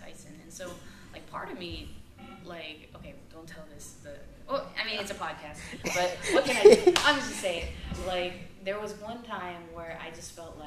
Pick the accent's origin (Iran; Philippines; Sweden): Philippines; I'm Filipino